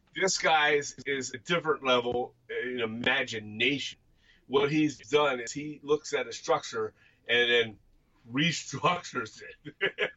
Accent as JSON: {"language": "English", "region": "Pennsylvania", "country": "United States", "said": "we are from Pennsylvania, and we're we're near within you know, 12 miles of the Susquehanna River"}